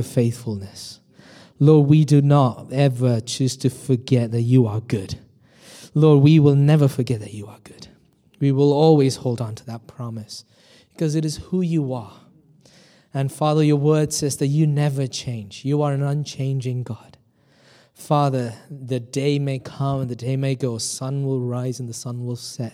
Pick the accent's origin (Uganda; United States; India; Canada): India; now in United Kingdom; I'm originally from India